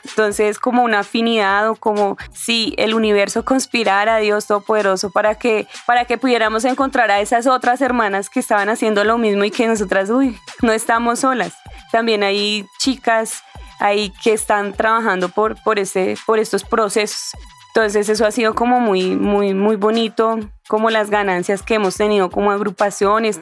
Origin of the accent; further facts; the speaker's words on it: Bogotá, Colombia; donde yo nací, que es acá en Suba